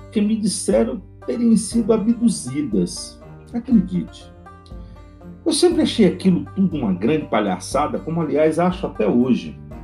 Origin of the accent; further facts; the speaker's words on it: Feira de Santana, Bahia, Brazil; now in Las Vegas, United States; moro em Las Vegas, nasci em Feira de Santana, na Bahia